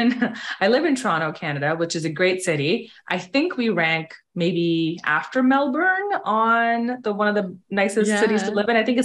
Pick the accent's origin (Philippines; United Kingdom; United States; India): India; moved away; And I've actually lived here for almost 20 years, but I grew up in India. And my dad was in the military, so we moved around a lot. Like, I never really had roots anywhere.